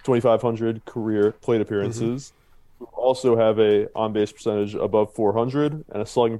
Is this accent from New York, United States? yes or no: yes; New York, United States; So I'm from New York, obviously a Met fan as a result.